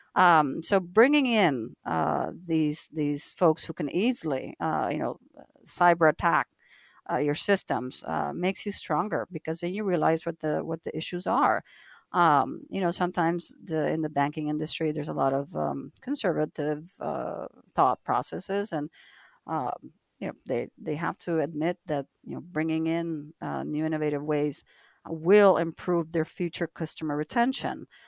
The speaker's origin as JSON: {"language": "English", "country": "United States", "said": "as an American, I'm living in two different countries"}